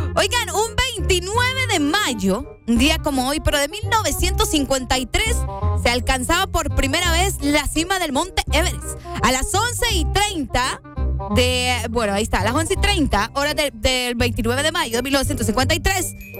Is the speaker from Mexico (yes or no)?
no; Honduras; uno como hondureño